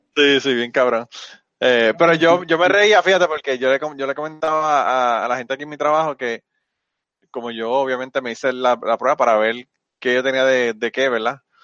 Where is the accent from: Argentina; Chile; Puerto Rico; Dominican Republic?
Puerto Rico; yo no soy mexicano, yo soy puertorriqueño